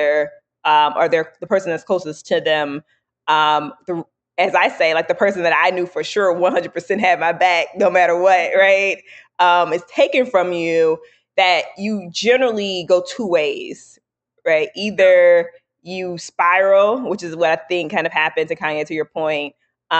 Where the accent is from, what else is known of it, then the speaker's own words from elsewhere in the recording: New Orleans, Louisiana, United States; I'm from New Orleans.